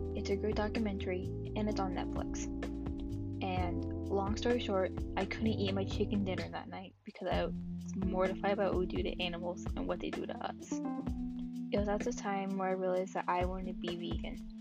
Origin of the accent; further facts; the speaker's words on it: Texas, United States; I am a Texan by birth